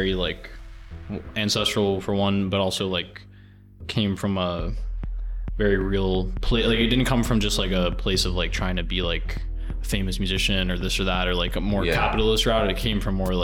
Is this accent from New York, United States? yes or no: yes; Tarrytown, New York, United States; I'm from Tarrytown, Sleepy Hollow